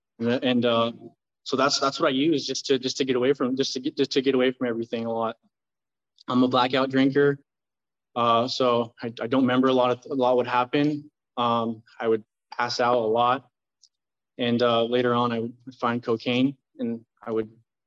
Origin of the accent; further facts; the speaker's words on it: Tustin, California, United States; also born or lived in Fullerton, California; I moved over to Tustin when I was 5 years old